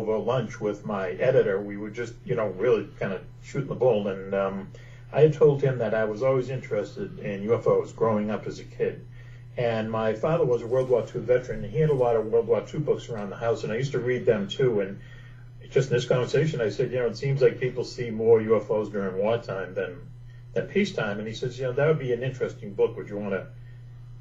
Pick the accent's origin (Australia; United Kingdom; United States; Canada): United States; Boston, Massachusetts; I grew up in Boston